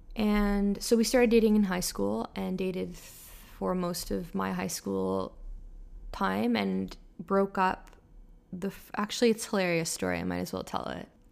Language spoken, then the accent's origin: English; Toronto, Ontario, Canada; moved away as an adult; also born or lived in Montreal; I was studying in Montreal, and I'm from Toronto, so everyone kind of comes back to their hometown for the holidays